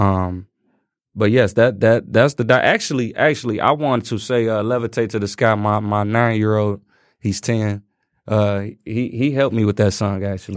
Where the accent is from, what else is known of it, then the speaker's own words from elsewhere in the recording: Chicago, Illinois, United States; growing up in Chicago.